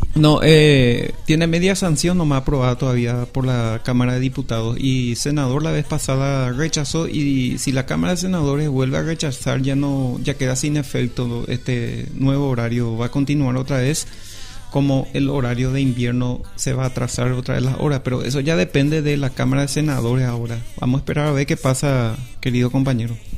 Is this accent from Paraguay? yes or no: yes; Pedro Juan Caballero, Amambay, Paraguay; Yo soy acá de Reyes Católico